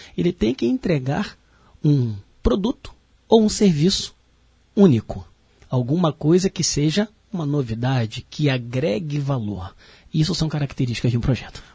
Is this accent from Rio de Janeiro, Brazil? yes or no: yes; Rio de Janeiro, Brazil; moved away as an adult; now in Blumenau, Brazil; eu tive a oportunidade de sair do Rio de Janeiro, sou carioca, né? E vim trabalhar aqui em Santa Catarina, mais especificamente em Blumenau